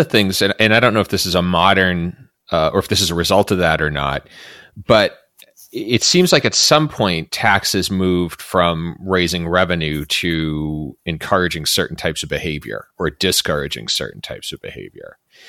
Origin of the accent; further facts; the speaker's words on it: Massachusetts, United States; I grew up in Dukakis era Massachusetts. So we're kind of the land of the quote unquote tax and spend liberal.